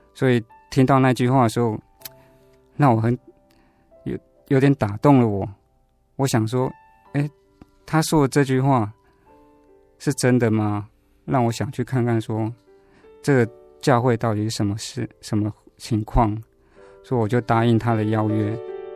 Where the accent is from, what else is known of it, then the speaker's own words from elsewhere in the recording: Taiwan; 我其实是出生在台湾的传统信仰家庭啊